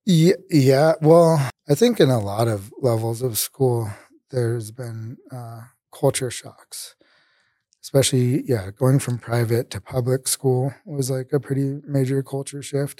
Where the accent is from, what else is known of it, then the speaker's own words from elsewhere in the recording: Denver, Colorado, United States; I'm from here in Denver. I grew up, I, I guess, all around, 'cause, so my parents were, like, divorced when I was probably nine. but I lived, I, I guess I rep Park Hill mostly, so, like, the east side of Denver